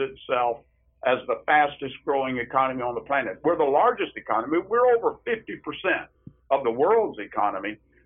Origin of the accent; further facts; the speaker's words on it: Marietta, Ohio, United States; my hometown of Marietta